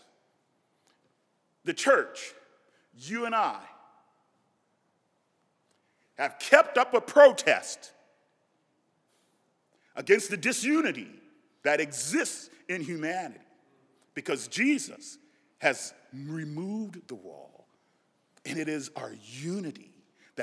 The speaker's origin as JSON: {"language": "English", "region": "Nebraska", "country": "United States", "tie": "born or raised there", "said": "I grew up in Nebraska"}